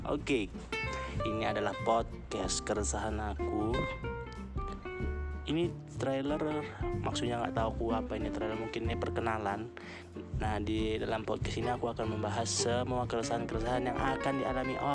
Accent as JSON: {"language": "Indonesian", "town": "Medan", "region": "North Sumatra", "country": "Indonesia", "said": "aku berasal dari Medan Umurku 20 years old"}